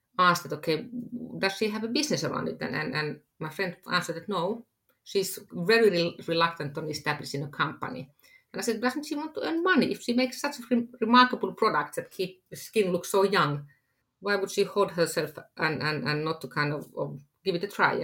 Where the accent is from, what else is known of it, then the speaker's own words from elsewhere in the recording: Finland; I am from Finland